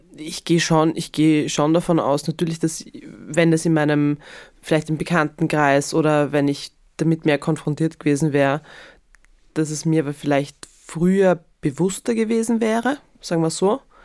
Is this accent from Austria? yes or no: yes; Graz, Styria, Austria; ich bin ja in Graz aufgewachsen